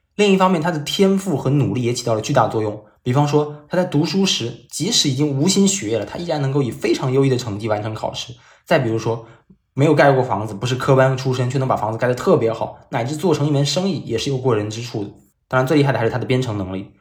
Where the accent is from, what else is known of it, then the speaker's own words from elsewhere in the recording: China; 他们所建的房子跟我们中国人所理解的建房子是不一样的